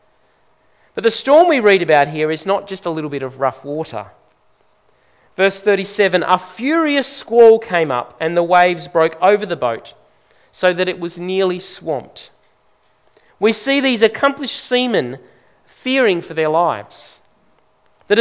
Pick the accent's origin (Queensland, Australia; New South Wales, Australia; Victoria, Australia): Queensland, Australia; Brisbane; I grew up in Queensland, in Brisbane